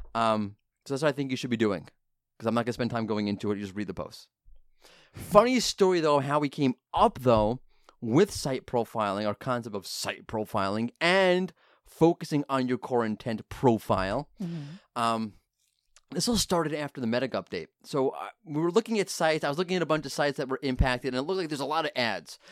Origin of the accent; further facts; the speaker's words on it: New York, United States; I'm from New York